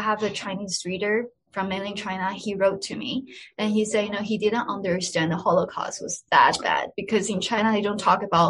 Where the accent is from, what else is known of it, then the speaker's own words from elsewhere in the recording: Pakistan; moved away as an adult; now in Israel; As I said, you know, growing up in Pakistan wasn't easy at all. I felt a lot of sacrifices I had to make, but I was willing to make those sacrifices. And I think the experience of living in Pakistan made me more resilient.